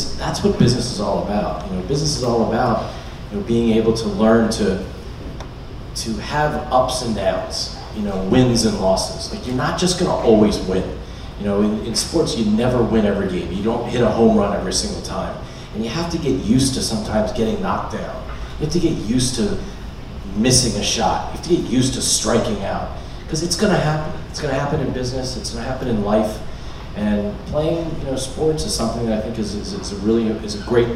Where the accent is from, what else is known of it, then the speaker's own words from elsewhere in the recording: Wilmington, Delaware, United States; growing up in Wilmington, Delaware, I had a great opportunity to play